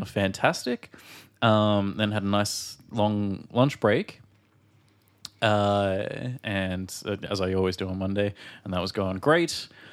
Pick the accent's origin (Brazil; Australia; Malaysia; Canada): Australia